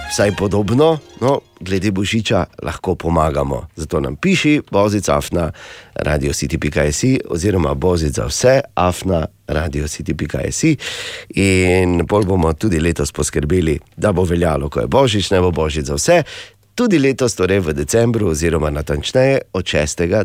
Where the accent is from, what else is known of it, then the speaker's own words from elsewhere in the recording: Slovenia; smo Slovenci v špici razvoja letalstva odengdaj in hvala Bogu še vedno